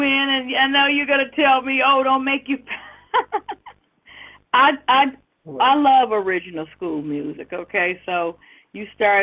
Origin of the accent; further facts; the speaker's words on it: Midwest, United States; I'm from the Midwest. And please don't tell me that you hear a Midwest accent